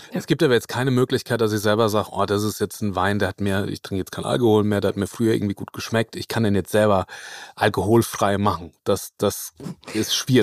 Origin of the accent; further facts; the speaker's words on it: Lower Franconia, Bavaria, Germany; ich komme aus, aus Unterfranken